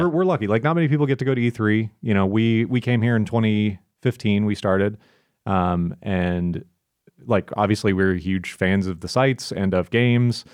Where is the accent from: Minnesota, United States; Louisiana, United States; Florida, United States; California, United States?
Florida, United States; I'm from Florida